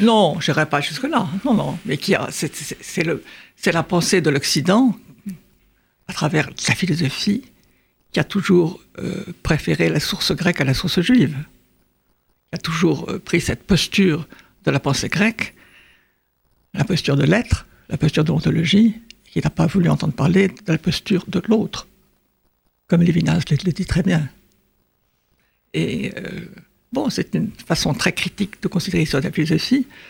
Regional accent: France; nous sommes français

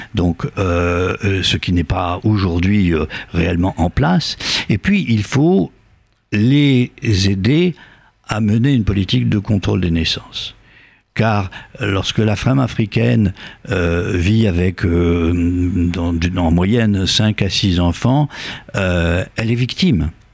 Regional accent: Algeria; now in France; je suis né en Algérie

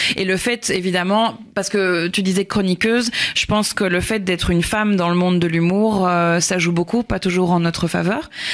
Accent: Belgium; accent: Belgian; now in Paris, France; je suis, je suis belge à la base

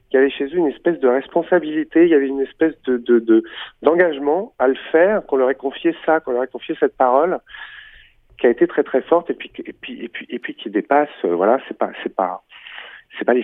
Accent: Warsaw, Masovian Voivodeship, Poland; born there; Varsovie, rue Lechno, numéro 8, qui était une rue assez animée. Je suis né en 1936

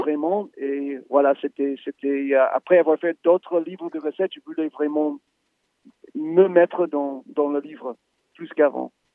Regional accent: United States; moi, en tant qu'Américain

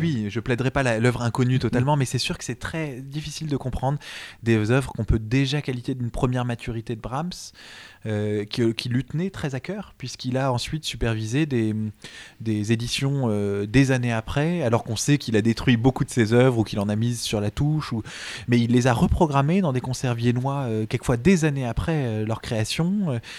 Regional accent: Montreuil, Île-de-France, France; ma ville natale de Montreuil

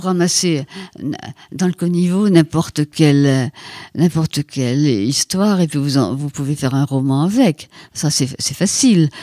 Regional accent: Ploudalmézeau, Brittany, France; moved away; dans mon village natal, qui est donc à Port-Salle, Foudalmiso

